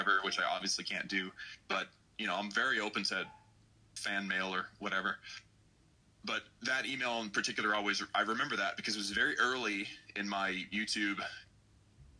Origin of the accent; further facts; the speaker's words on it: Texas, United States; I'm from Texas.